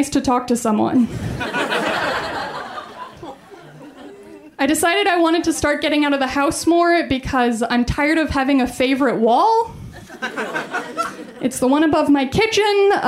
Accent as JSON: {"language": "English", "town": "Colorado Springs", "region": "Colorado", "country": "United States", "tie": "born or raised there", "said": "I'm from Colorado. I grew up in Colorado Springs."}